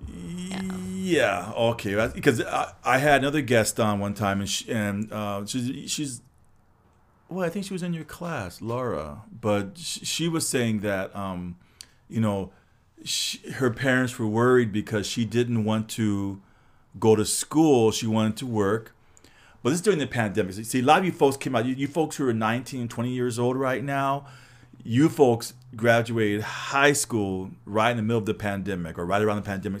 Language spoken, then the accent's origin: English; Los Angeles, California, United States; I grew up, it was all, no trees, just all buildings